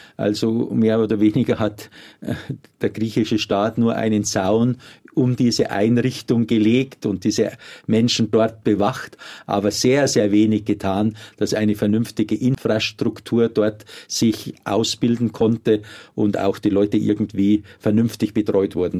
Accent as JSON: {"language": "German", "country": "Germany", "said": "bei uns in Deutschland"}